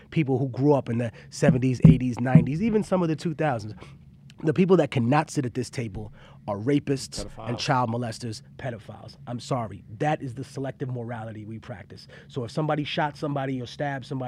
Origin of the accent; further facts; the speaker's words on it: New York City, New York, United States; also born or lived in Peru; I grew up in Harlem